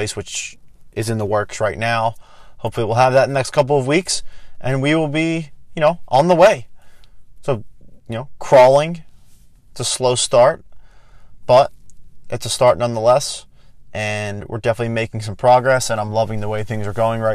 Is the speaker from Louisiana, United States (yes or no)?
no; Philadelphia, Pennsylvania, United States; I am from Philadelphia